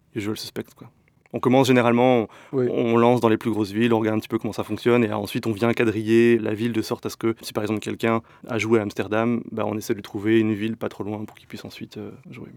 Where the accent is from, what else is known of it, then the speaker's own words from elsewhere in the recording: France; moved away as an adult; also born or lived in north of France / Paris region; now in Belgium; moi je suis français